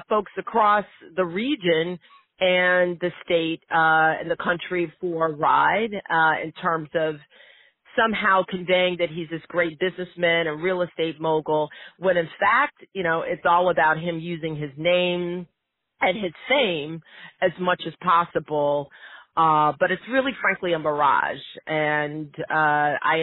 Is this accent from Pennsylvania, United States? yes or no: no; Western New York, United States; my hometown in Western New York